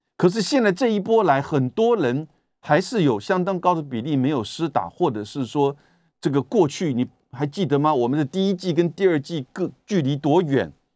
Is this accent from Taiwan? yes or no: yes; Taiwan; 我们台湾人自己看的其实都蛮痛心的